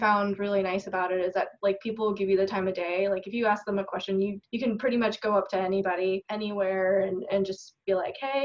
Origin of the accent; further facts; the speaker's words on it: South Florida, United States; growing up in South Florida